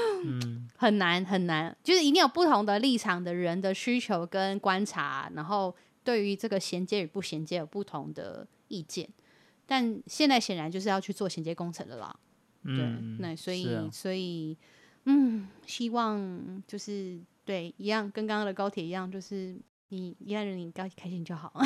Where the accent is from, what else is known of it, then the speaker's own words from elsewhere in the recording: Yilan County, Taiwan; 我我们宜兰人不一定想要跟你们桃园同一国，我们可以宜兰国自己一国啊